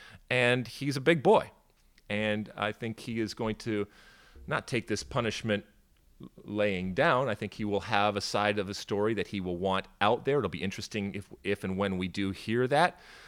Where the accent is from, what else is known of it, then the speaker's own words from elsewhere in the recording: Detroit, Michigan, United States; also born or lived in Athens, Greece; I grew up in the suburbs of Detroit, and I grew up also in Athens, Greece, so kind of going back and forth when I was really young.